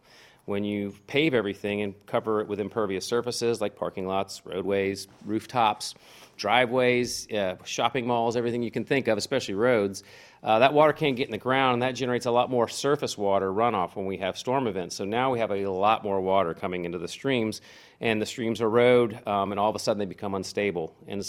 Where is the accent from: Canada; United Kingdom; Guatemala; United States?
United States; Manassas, Virginia; Manassas. Okay. Yeah, so I'm kind of lived overseas a couple times, a few years, but yeah, this is pretty much my childhood home.